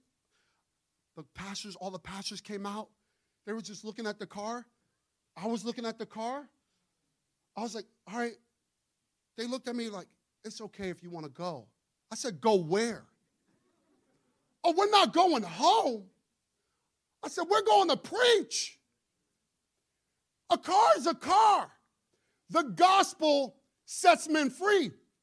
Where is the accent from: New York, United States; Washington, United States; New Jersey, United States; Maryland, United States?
New York, United States; New York City; I'm from Brooklyn.